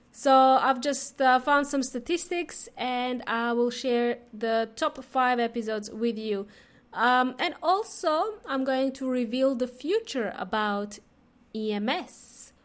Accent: Serbia; also born or lived in Melbourne, Australia; now in Adelaide, Australia; I am from, uh, Serbia

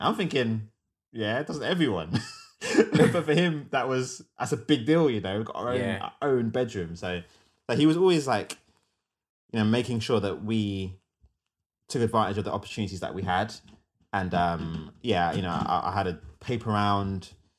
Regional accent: Wembley, London, United Kingdom; And my dad's family came to Wembley where I grew up in West London.

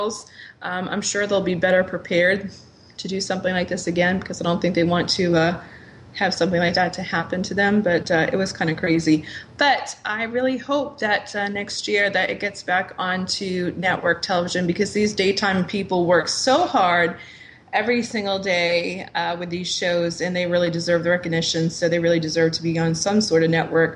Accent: Rhode Island, United States; as somebody who grew up in New England, I'm a little bit partial to my home states, my home state of Rhode Island

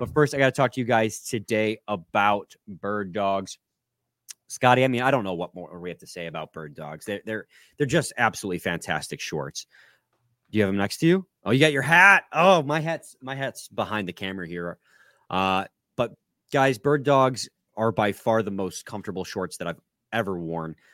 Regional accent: United States; being an American

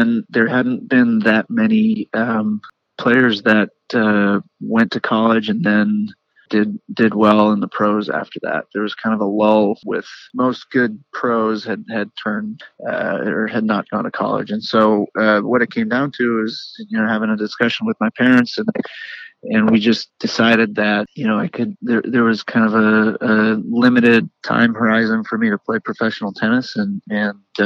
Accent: Milwaukee, Wisconsin, United States; moved away; I was born in Milwaukee.

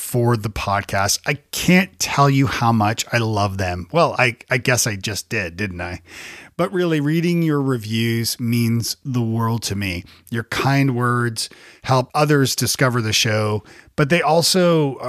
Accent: Toronto, Ontario, Canada; now in Nashville, United States; I'm from Toronto originally

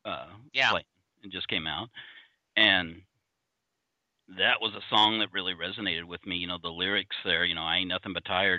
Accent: El Paso, Texas, United States; I grew up in El Paso.

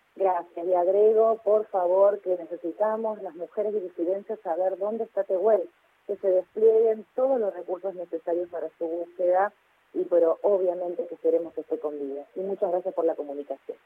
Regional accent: Rosario, Santa Fe, Argentina; yo soy de Rosario

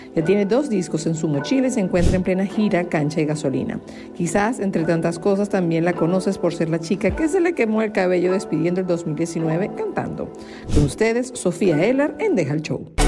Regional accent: Venezuela; moved away as an adult; also born or lived in United States; siempre soy de la Venezuela o, no sé, la venezolana.

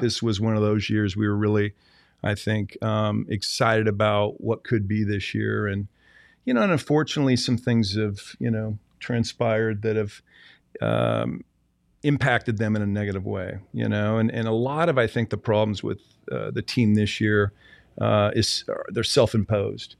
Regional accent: Seattle, Washington, United States; moved away; I grew up in Seattle, Washington

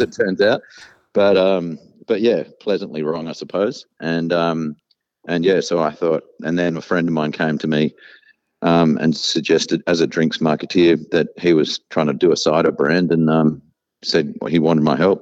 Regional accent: South Australia, Australia; moved away as an adult; also born or lived in Tasmania; now in Launceston, Australia; I was born in South Australia, though. Uh, my father is Taswegian, moved over there to study university and met my mother

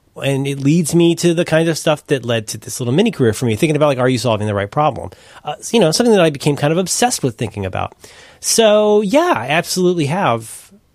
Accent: Cincinnati, Ohio, United States; I'm from Cincinnati, Ohio

